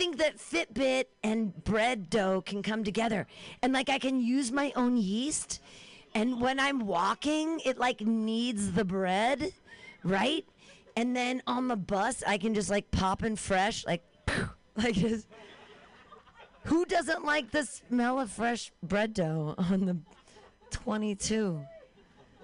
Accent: Danville, United States; I grew up in Danville.

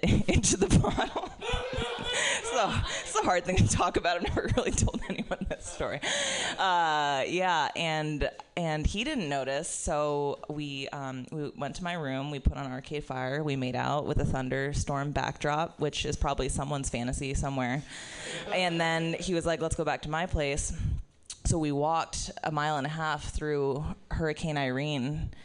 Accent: Florida, United States; moved away as an adult; also born or lived in New York; having spent 17 years growing up in Florida

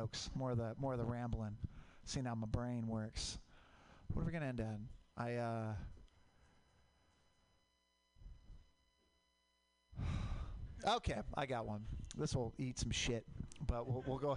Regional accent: Portland, Oregon, United States; I grew up in Portland. Mount Hood, volcanic.

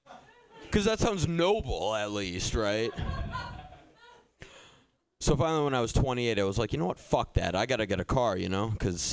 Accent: Boston, Massachusetts, United States; Thing is, I grew up in Boston, so I'm like used to those types of situations and I can handle myself

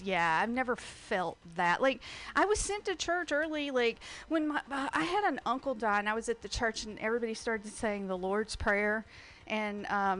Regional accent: the South, United States; I was raised in the South

